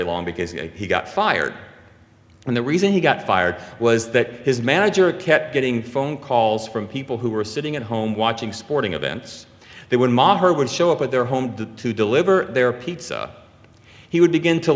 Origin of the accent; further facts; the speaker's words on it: Louisiana, United States; moved away as an adult; now in New Jersey, United States; we're from Louisiana